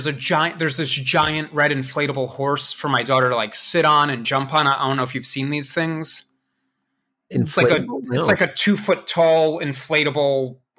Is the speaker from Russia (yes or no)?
yes; Russia; born there; I was born in Russia, I speak Russian, and I pirate software.